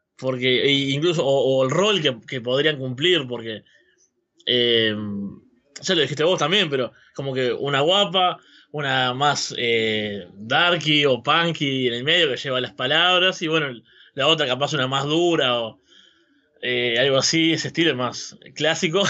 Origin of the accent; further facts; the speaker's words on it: Uruguay; Soy uruguayo, en Uruguay la nostalgia es como algo que tenemos arraigado completamente